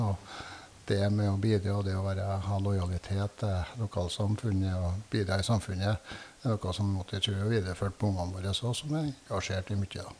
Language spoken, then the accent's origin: Norwegian; Asplia, Trøndelag, Norway; familiegården der vi er fra, i Sør-Etran, i Asplia